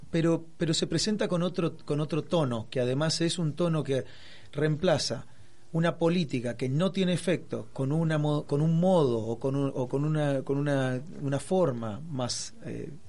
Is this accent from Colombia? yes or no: no; Resistencia, Chaco, Argentina; moved away as an adult; now in Buenos Aires, Argentina; tengo 28 años en la capital y 18 años, algo así, o 16 en Resistencia Chaco.